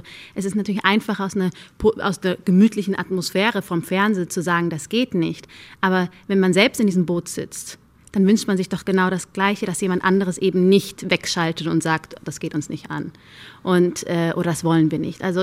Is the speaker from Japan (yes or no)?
no; Germany; Ich sehe mich zu 100 Prozent als Deutsche. Nur weil ich nur dunkle Haut habe, macht mich das aber nicht zu weniger deutsch. Ich bin hier aufgewachsen, ich bin hier zur Schule gegangen, meine Freunde sind alle aus Deutschland